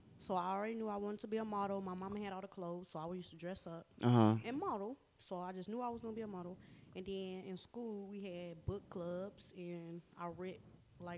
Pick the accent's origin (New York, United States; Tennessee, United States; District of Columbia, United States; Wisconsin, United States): Tennessee, United States; Nashville; I am from Nashville, Tennessee. Yeah, that's it. I guess the east side